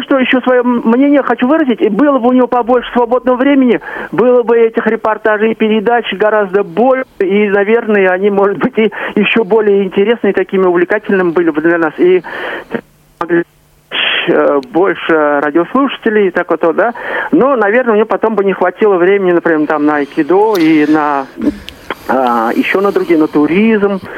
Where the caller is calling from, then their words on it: Kazan, Tatarstan, Russia; я из Казани.